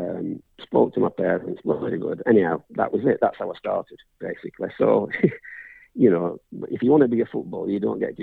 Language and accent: English; Colne, North West England, United Kingdom; I was born